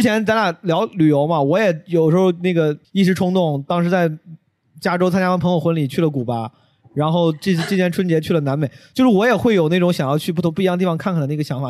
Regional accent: Henan, China; moved away; 有很多很多五十岁的很多河南人，然后还，还是我老家的

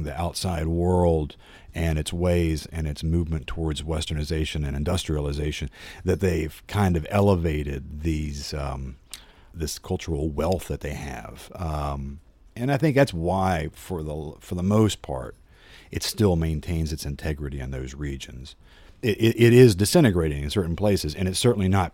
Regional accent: United States; I'm 46 years old and I'm an American

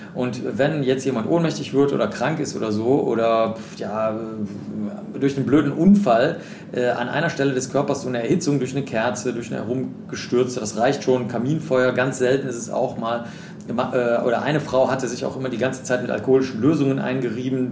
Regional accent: Cologne, North Rhine-Westphalia, Germany; ich bin in Köln groß geworden

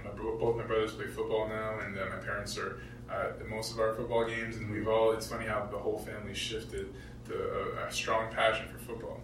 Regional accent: Montreal, Quebec, Canada; also born or lived in Paris / Kingston, Ontario / Maine; As a kid, I didn't stay long in Paris, and we moved to Montreal pretty early in my life, and I was five, six months old. Mm-hmm. So uh, just growing up in Montreal

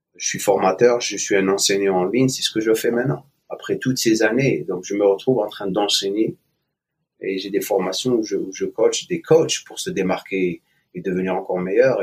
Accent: Algiers, Algeria; moved away as an adult; also born or lived in eastern Algeria / Oran / England / United States; je suis né en Algérie, à l'est de l'Algérie. J'ai grandi jusqu'à l'âge de 7 ans à l'est et après je suis euh, j'ai déménagé vers l'ouest, l'ouest à Oran et après Alger. Euh, à partir de l'âge de 9 ans jusqu'à l'âge de 21 ans où j'ai quitté l'Algérie

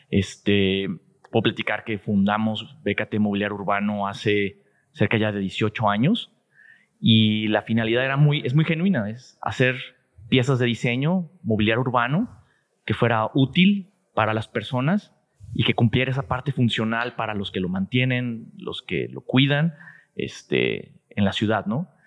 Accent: Guadalajara, Jalisco, Mexico; Sí, soy tapatío 100%.

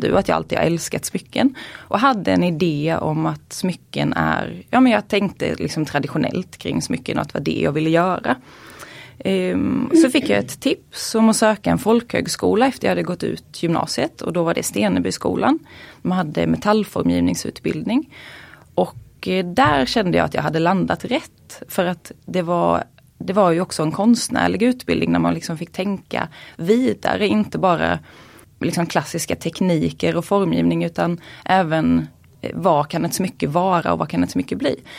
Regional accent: Småland, Sweden; jag uppvuxen i Småland

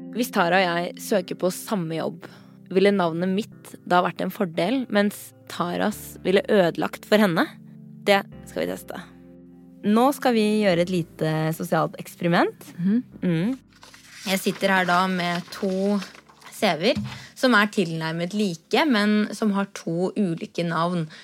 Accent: Norway; er født og oppvokst her i Norge

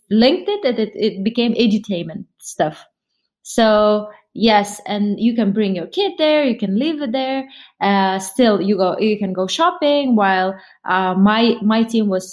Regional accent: Kazakhstan; I was born in Kazakhstan

